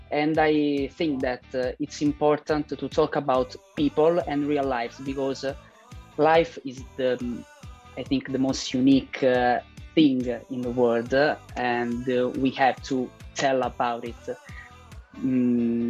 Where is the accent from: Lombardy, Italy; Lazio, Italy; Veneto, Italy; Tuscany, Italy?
Lazio, Italy; Rome; English is a second language; I'm an Italian filmmaker. I was born in Rome